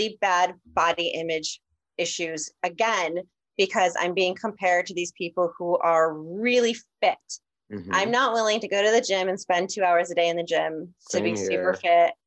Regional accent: New York, United States; now in Los Angeles, United States; I grew up in New York

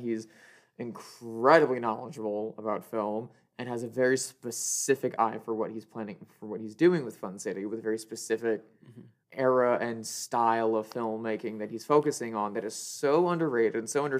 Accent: Midwest, United States; growing up in the Midwest and only seeing queerness codified as a thing that you do at night and only for the weirdos

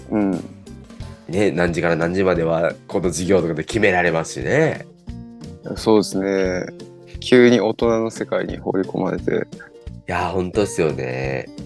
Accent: Okinawa, Japan; moved away as an adult; 地元が沖縄っていうことで。で土地勘もあって

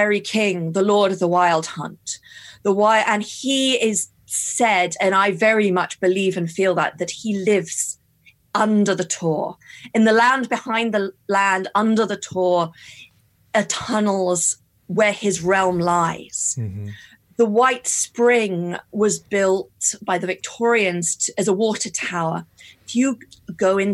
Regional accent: United Kingdom; I'm British and this is how I was brought up

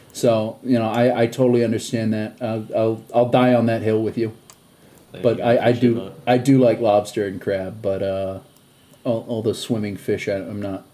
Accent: Boston, Massachusetts, United States; I'm from Boston.

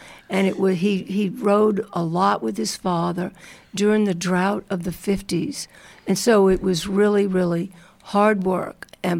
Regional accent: New Orleans, Louisiana, United States; moved away as an adult; now in Alpine, United States; Well, I was born and I grew up in New Orleans, Louisiana.

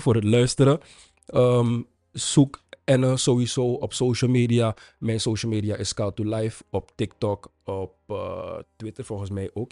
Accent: Suriname; als Surinamer

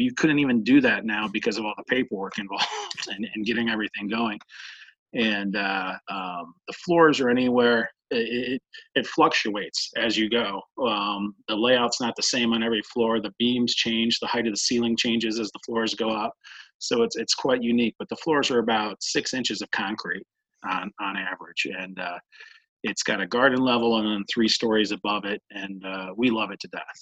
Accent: Medina, Ohio, United States; I was born in Medina, Ohio. Uh, lived here for uh, my entire life through uh, high school

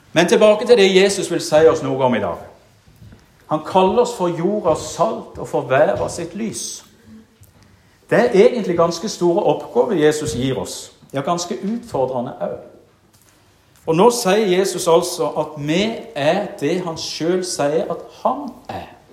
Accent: Jæren, Rogaland, Norway; moved away; da var jeg aktiv i det kristne ungdomsarbeidet hjemme på Jæren

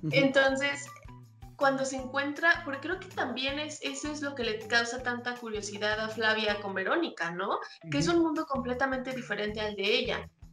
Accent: Mexico; como mexicanos

